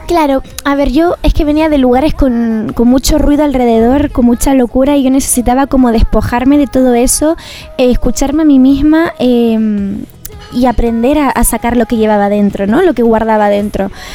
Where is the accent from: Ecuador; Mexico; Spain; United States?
Spain; Canary Islands; also born or lived in Galicia; now in Madrid, Spain; soy canaria, pero bueno, adoptada gallega